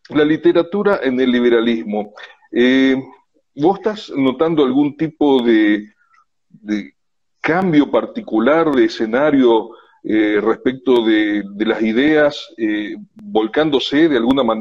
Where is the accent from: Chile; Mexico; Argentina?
Argentina; nosotros tenemos la ilusión como argentinos de que somos un país rico, etcétera, etcétera.